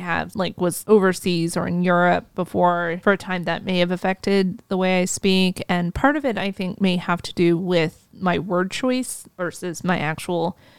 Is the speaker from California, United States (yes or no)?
no; Washington, District of Columbia, United States; I'm from Washington, D.C.